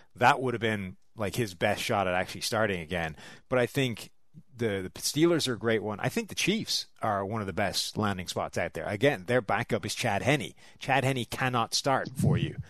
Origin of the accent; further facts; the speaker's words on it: Dublin, Leinster, Ireland; I'm from Dublin.